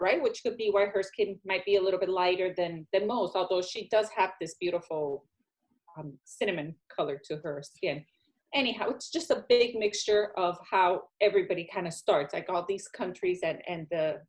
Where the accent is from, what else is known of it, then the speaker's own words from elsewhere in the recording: Puerto Rico; moved away; I'm Hispanic, I'm Puerto Rican